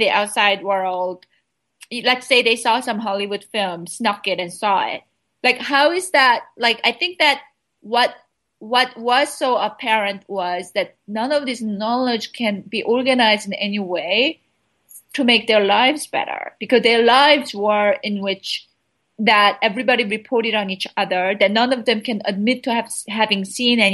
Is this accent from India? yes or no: no; South Korea; moved away; I was raised in South Korea. I mean, I spent my childhood in South Korea.